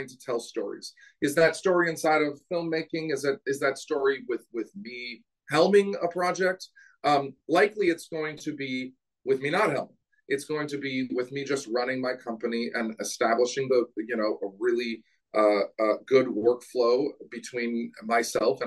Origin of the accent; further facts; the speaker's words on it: Portland, Oregon, United States; moved away as an adult; now in Los Angeles, United States; my hometown, Portland, Oregon.